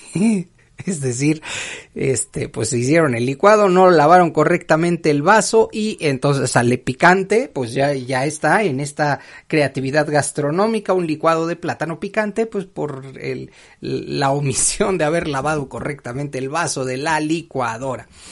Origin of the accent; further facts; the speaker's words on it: Mexico; para quienes somos mexicanos